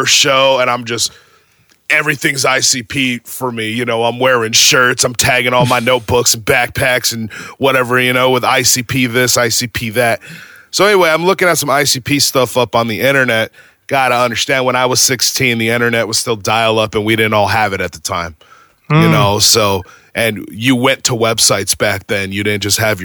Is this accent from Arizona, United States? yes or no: yes; Arizona, United States; moved away as an adult; now in Virginia, United States; I was born and raised in Arizona. And I've basically been in Arizona for 36 years